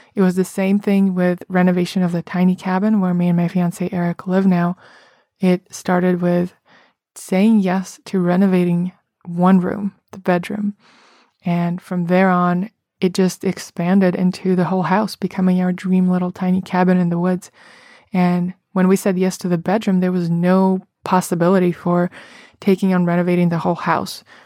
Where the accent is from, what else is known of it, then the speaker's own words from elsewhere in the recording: Russia; moved away as an adult; now in New York City, United States; I remember growing up in Russia